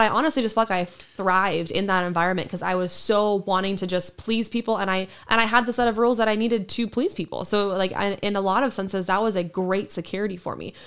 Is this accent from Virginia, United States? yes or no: no; Sacramento, California, United States; also born or lived in Roseburg, Oregon; we moved to, uh, Sacramento when I was in, um, going into kindergarten